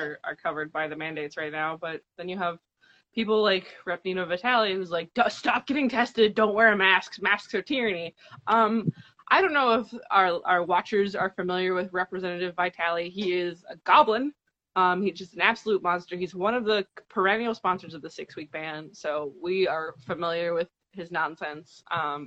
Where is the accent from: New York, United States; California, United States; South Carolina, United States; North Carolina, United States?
South Carolina, United States; moved away as an adult; now in Ohio, United States; I'm from South Carolina, talking about my home state